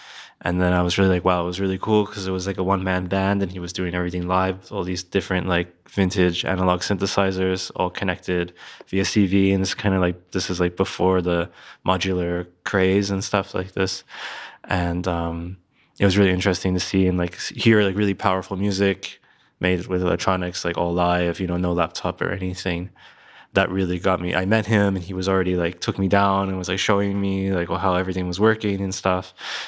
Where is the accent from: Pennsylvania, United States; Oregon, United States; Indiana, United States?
Pennsylvania, United States; Philadelphia; born there; also born or lived in New Jersey / New York; I was born in Philadelphia and I moved around a lot as a kid. And then I was living like in New Jersey, just outside of Philadelphia.